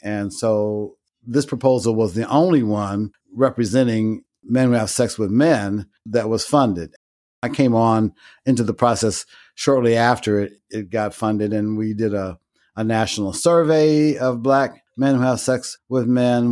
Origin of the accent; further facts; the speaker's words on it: Chicago, Illinois, United States; I was born and raised in Chicago on the South Side, an area known as Bronzeville